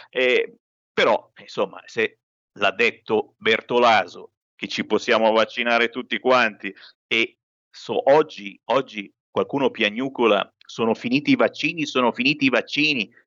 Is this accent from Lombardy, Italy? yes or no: yes; Lombardy, Italy; Siamo lombardi, saremo vaccinati, almeno parlo per me in questo momento.